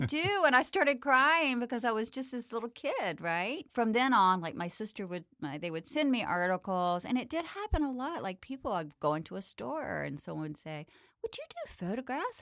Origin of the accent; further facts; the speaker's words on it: the South, United States; growing up in the South.